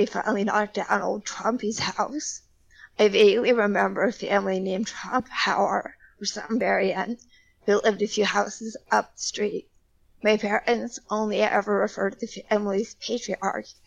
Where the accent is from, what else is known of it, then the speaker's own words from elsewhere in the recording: Ohio, United States; moved away as an adult; I'm actually sitting in my hometown library right now